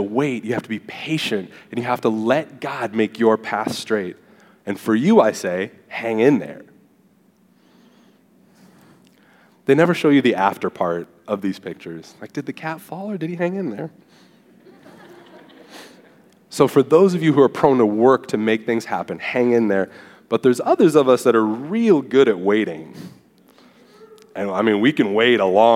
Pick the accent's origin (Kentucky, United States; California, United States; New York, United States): California, United States; Southern; moved away as an adult; now in Texas, United States; I'm from Southern California and moved here to Texas